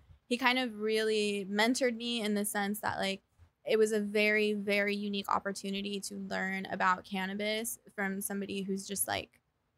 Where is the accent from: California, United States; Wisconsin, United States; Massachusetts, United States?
California, United States; Belmont; Belmont, California.